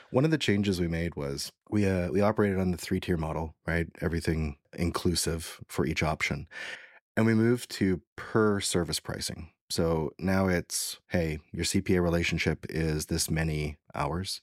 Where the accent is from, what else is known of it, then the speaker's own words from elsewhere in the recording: Canada; I'm from Canada